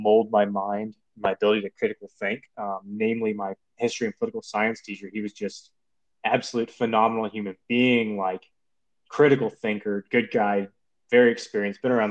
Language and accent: English; Midwest, United States; moved away as an adult; I grew up in the Midwest, not a large family